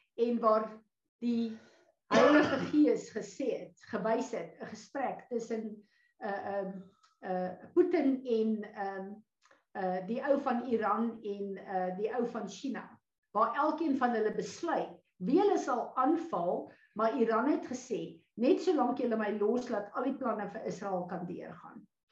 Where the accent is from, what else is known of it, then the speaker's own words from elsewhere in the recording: South Africa; ons as Suid-Afrikaners nou hier